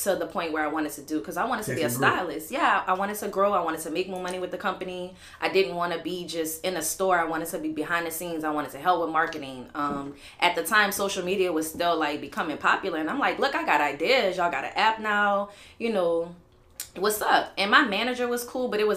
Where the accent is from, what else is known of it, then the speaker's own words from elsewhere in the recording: New Orleans, Louisiana, United States; moved away as an adult; also born or lived in Texas; I'm from New Orleans. I'm out the 9 wall, Bywater, downtown baby, 7 wall, 8 wall